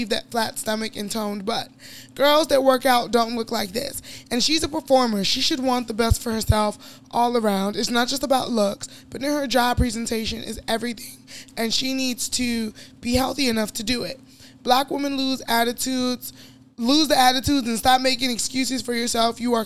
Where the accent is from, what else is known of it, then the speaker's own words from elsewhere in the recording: Chicago, Illinois, United States; I grew up in Chicago